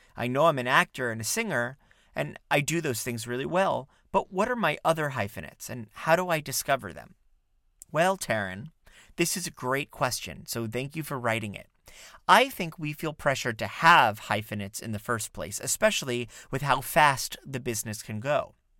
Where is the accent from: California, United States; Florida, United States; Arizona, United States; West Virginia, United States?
Florida, United States; South; now in New York City, United States; I grew up in South Florida